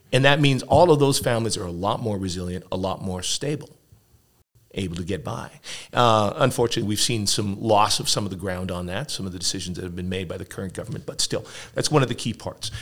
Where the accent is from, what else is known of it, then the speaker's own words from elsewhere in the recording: Edmonton, Alberta, Canada; I grew up here in Edmonton.